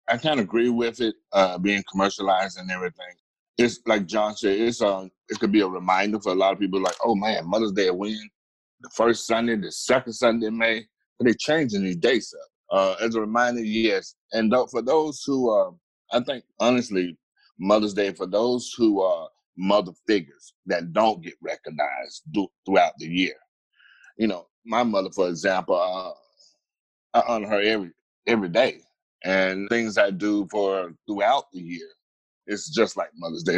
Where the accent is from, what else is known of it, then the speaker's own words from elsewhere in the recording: Atlanta, Georgia, United States; I am originally from Atlanta, Georgia